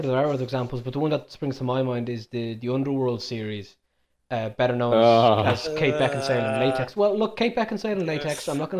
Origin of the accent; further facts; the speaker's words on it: Ireland; As an Irishman